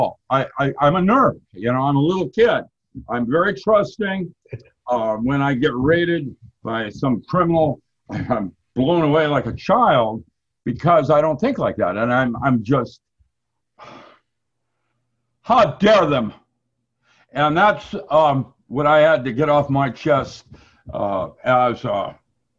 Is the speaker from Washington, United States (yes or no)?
yes; Seattle, Washington, United States; also born or lived in Okanogan, Washington / China; I grew up in Seattle, and I'm a Seattle Wazoo boy